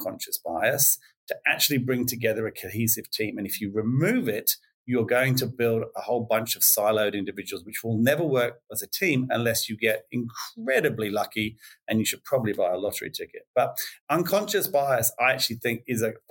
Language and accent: English; England, United Kingdom; moved away as an adult; now in Australia; being English, even though I've been here 25 years now